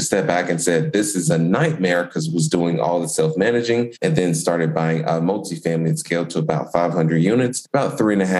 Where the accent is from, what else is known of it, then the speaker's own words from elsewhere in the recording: Indianapolis, Indiana, United States; born and raised in Indianapolis, Indiana